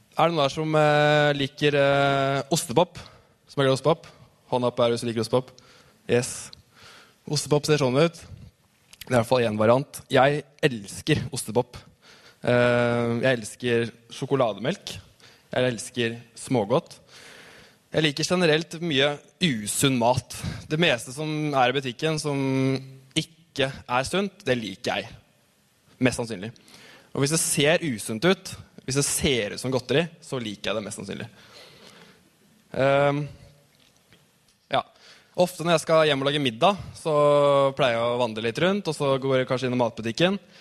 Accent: Tønsberg, Vestfold, Norway; Jeg har vokst opp Tøns i Tønsberg.

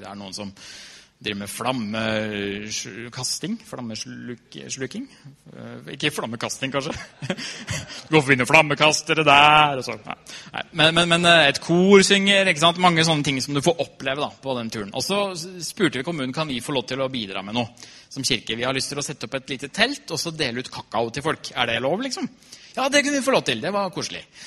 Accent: Trysil, Innlandet, Norway; Jeg har vokst opp i Trysil, kommer fra Trysil

